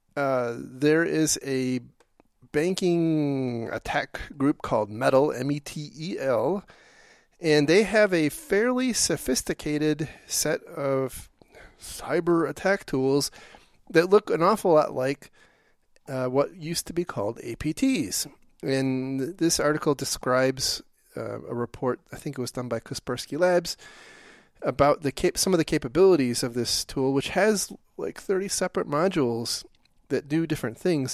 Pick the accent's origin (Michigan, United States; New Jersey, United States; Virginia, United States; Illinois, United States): Michigan, United States; Detroit; we grew up in Detroit